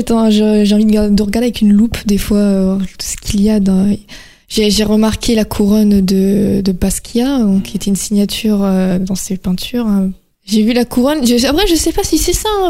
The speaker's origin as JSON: {"language": "French", "country": "France"}